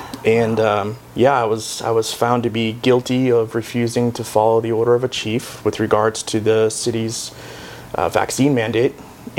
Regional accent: Boston, Massachusetts, United States; I was born and raised in Boston

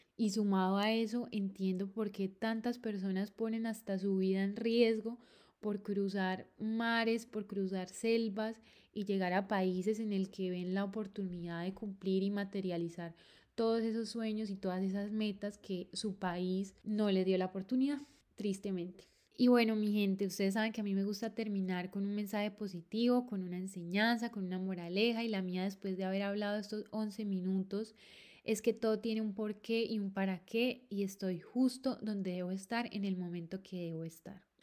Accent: Colombia; moved away as an adult; now in Barcelona, Spain; mi opinión como colombiana viviendo acá en Barcelona

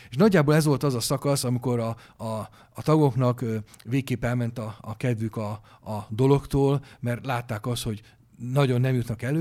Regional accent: Hungary; magyarok vagyunk, azt nem lehet megváltoztatni

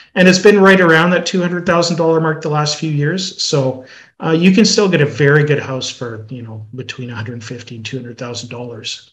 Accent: Melfort, Saskatchewan, Canada; I am homegrown uh, in Melfort. I grew up here.

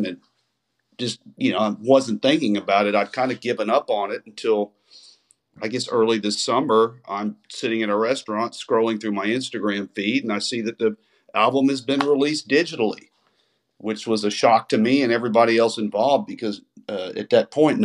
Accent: Texas, United States; grew up on here in Texas

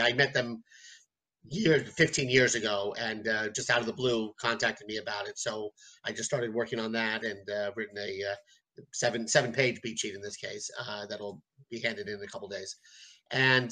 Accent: New York City, New York, United States; I'm from New York City.

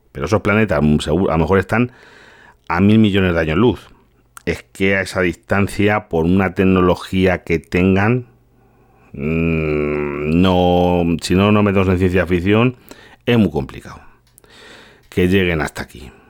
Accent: Galicia, Spain; now in Toledo, Spain; yo soy, yo soy gallego, a que vivo aquí en Toledo, pero yo soy gallego. Y yo soy una aldea muy pequeña.

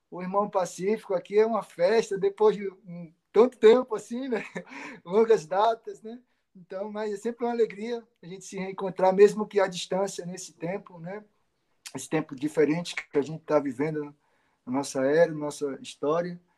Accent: Pedras de Fogo, Paraíba, Brazil; also born or lived in João Pessoa; sou natural da Paraíba, lá no Nordeste. Né? Nasci em João Pessoa.

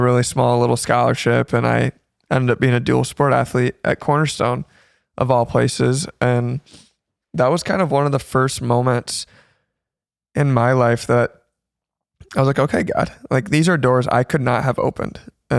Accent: Zeeland, Michigan, United States; also born or lived in Holland, Michigan; So born and raised in Holland, Michigan, more specifically Zeeland, and then moved to Holland about 4 years ago.

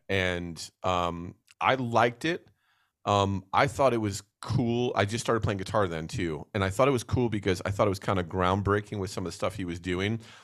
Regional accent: New Jersey, United States; moved away; growing up in New Jersey

